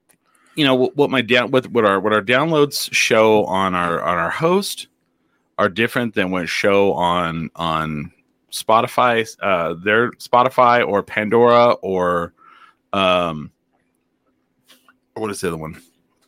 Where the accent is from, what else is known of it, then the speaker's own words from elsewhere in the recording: Finland; We're from Finland. We're nice.